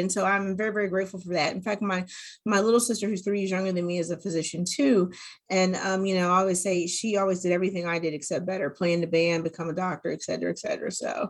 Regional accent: California, United States; born there; also born or lived in Korea / New Mexico, United States / Germany; I was born in Southern California, and then after that we moved to Korea, and then after we lived in Korea we moved to New Mexico, where my little sister was born, and then we moved to Germany

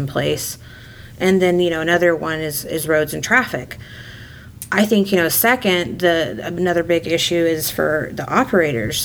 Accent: Texas, United States; also born or lived in Dallas area, Texas / Houston area, Texas / Midland, Texas; Growing up in Texas, I've lived in, you know, the Dallas area and the Houston area

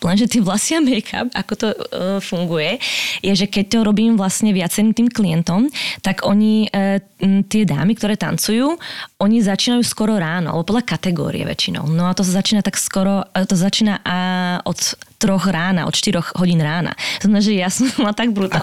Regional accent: Slovakia; moved away as an adult; also born or lived in Prague, Czech Republic / England; now in United States; ja som vlastne z, zo Slovenska odišla, koľko som mal, no hneď po škole, nejakých 20

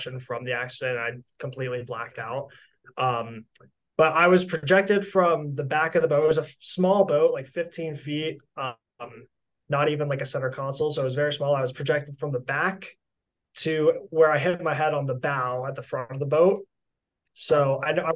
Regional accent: Fort Lauderdale, Florida, United States; I'm from South Florida, Fort Lauderdale.

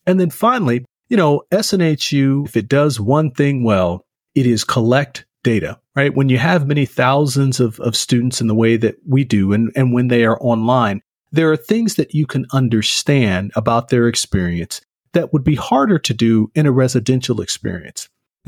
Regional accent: the South, United States; I'm originally from the South.

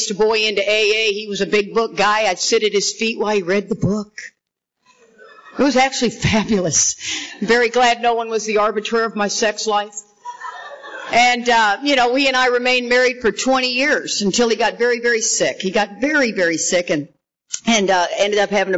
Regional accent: Texas, United States; We are from Texas

